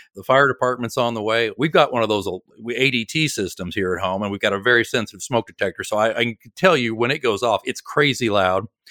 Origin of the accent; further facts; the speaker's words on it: Oklahoma City, Oklahoma, United States; moved away as an adult; now in Kansas City, United States; I'm from Oklahoma City originally